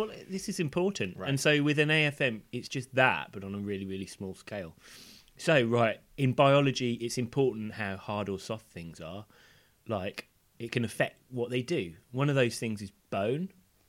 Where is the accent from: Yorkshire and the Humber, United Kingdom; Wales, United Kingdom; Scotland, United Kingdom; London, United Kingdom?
Wales, United Kingdom; born there; You'll also notice that my accent is not of the Welsh variety.